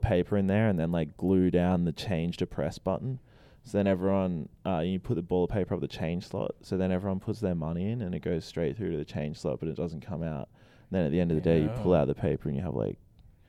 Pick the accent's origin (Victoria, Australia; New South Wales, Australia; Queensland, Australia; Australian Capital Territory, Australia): Victoria, Australia; Mount Eliza; also born or lived in Keysborough; I grew up in Mount Eliza, and I went to primary school there, and then I went to high school in a different suburb.